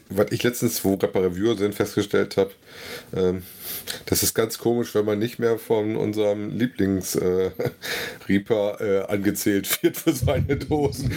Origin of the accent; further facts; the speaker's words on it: North Rhine-Westphalia, Germany; meine Heimatregion